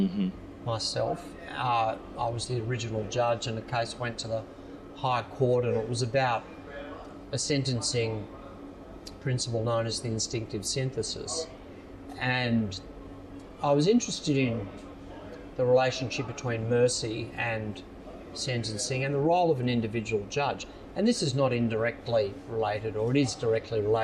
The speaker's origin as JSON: {"language": "English", "town": "Sorrento", "region": "Victoria", "country": "Australia", "tie": "born or raised there", "said": "growing up in Sorrento"}